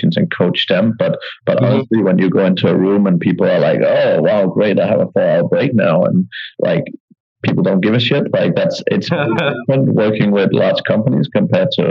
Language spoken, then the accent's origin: English; Denmark; moved away as an adult; also born or lived in Ireland / United Kingdom / Eastern Europe; now in Asia; So originally I'm from Denmark, but I left when I turned 18